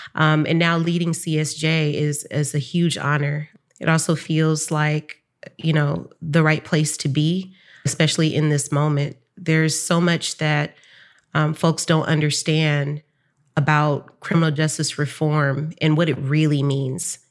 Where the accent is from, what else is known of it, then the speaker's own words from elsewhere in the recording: San Francisco, California, United States; I grew up in Bayview Hunters Point in San Francisco